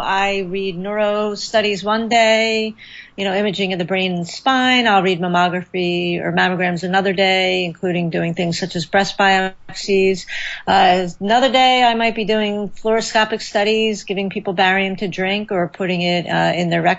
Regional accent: Philadelphia, Pennsylvania, United States; Philadelphia, because it's where I grew up and where I'm living now

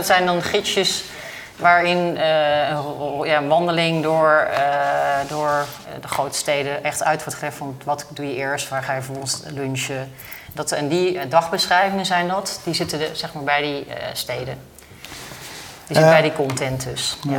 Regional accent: Netherlands; als Nederlander

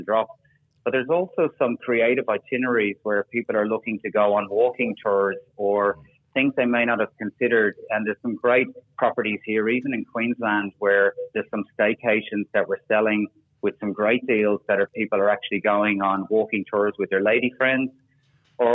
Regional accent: Ireland; now in Australia; I'm an Irishman

